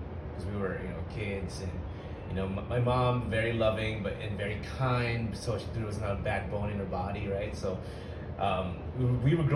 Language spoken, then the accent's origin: English; Philippines; moved away; I was born in the Philippines